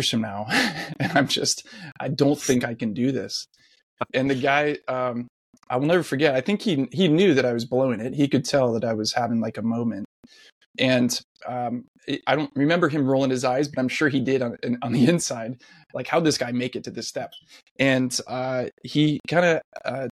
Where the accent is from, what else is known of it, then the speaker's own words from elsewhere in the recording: South Orange County, California, United States; I grew up in South Orange County.